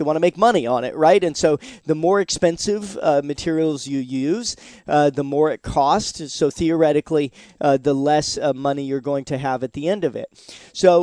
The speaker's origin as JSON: {"language": "English", "town": "Seattle", "region": "Washington", "country": "United States", "tie": "born or raised there", "moved": "yes", "lives_now": "Florida, United States", "said": "I'm originally from Seattle, Washington, and we had Woodshake roofs"}